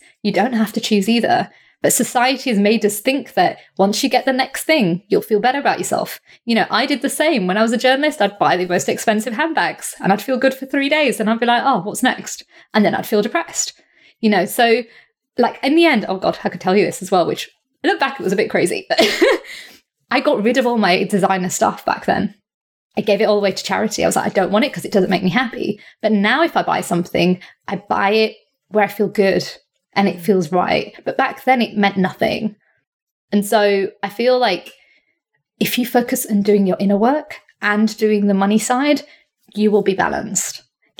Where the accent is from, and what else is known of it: India